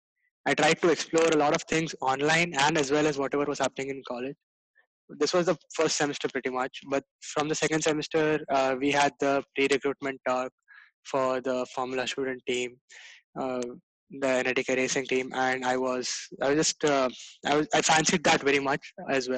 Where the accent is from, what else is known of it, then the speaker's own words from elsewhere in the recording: Gujarat, India; I'm a third year mechanical engineering student at NITK, and I am from Gujarat